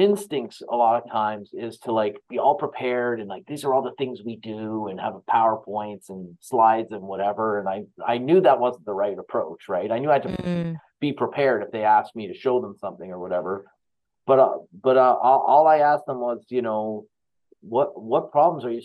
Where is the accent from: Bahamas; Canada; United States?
Canada; I'm from Canada